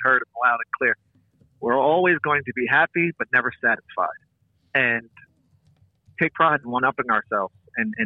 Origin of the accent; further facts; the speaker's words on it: New York, United States; as a New Yorker